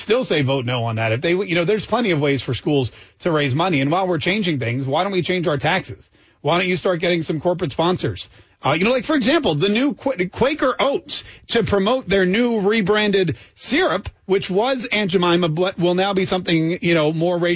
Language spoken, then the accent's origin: English; Winston-Salem, North Carolina, United States; I grew up in Winston-Salem, North Carolina, a city that was named for cigarettes.